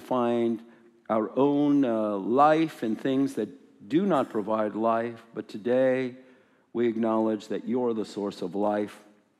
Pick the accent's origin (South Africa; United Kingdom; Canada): United Kingdom; Scotland; I am, as you can hear, from Scotland.